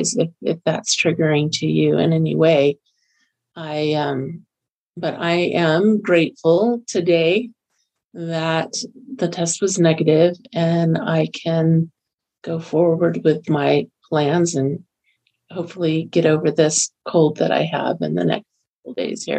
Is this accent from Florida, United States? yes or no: yes; Florida, United States; moved away as an adult; also born or lived in Texas / Kentucky; now in Utah, United States; I grew up in Florida, lived there for 36 years